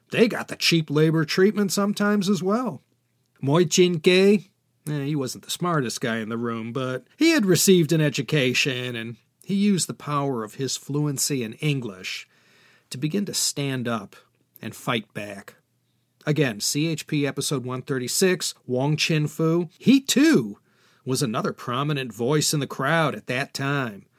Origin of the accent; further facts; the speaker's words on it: Chicago, Illinois, United States; my hometown, Chicago, Illinois